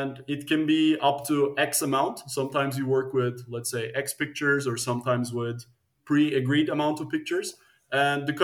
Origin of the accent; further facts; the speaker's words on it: Turkey; also born or lived in United States / Netherlands; now in Amsterdam, Netherlands; I'm originally from Turkey